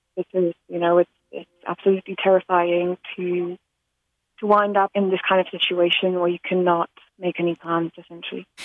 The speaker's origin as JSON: {"language": "English", "country": "Slovakia", "moved": "yes", "said": "I'm originally from Slovakia"}